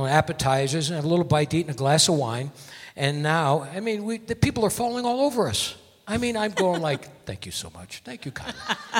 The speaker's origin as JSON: {"language": "English", "region": "Connecticut", "country": "United States", "tie": "born or raised there", "moved": "yes", "lives_now": "Las Vegas, United States", "said": "I was born in Connecticut."}